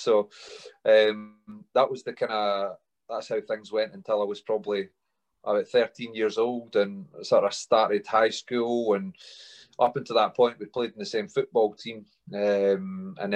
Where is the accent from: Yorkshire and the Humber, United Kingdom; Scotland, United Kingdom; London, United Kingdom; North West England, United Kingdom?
Scotland, United Kingdom; Alva; also born or lived in Linlithgow; I grew up in Stirling. Just outside there, a little village called Alva. I was born in Linlithgow and moved through to Alva with my mum, dad and brother at that point